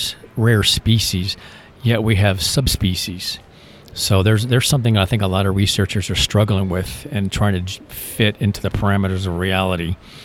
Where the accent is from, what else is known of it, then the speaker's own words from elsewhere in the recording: Michigan, United States; also born or lived in Florida; I'm originally from Michigan, but I grew up, my ex-military, my dad's military, my brother, myself, my uncle. So I was stationed at the Hydrofoil Squadron in Key West, so I spent a lot of time in Florida.